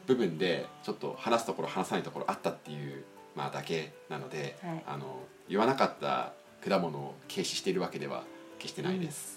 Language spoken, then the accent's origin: Japanese; Niigata, Japan; あの、うちの地元周り、実家周りで